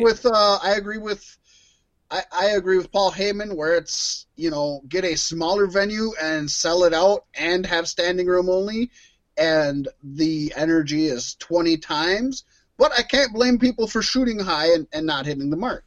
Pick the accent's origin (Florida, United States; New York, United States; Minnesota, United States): Minnesota, United States; we're from Minnesota